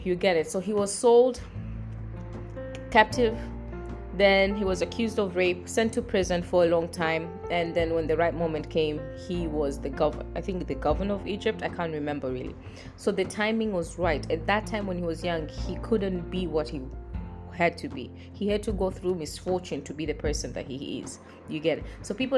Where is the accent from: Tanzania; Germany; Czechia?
Tanzania; I'm from Tanzania.